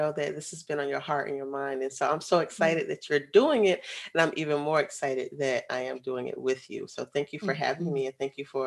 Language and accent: English; Florida, United States; moved away as an adult; also born or lived in Atlanta, Georgia; I'm originally from Florida.